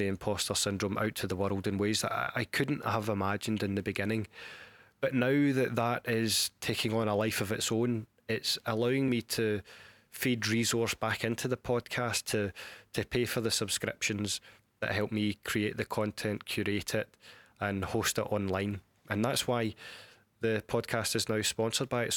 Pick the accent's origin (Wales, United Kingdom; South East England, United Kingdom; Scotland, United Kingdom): Scotland, United Kingdom; Glasgow; accent: Glaswegian; my crackled Glaswegian accent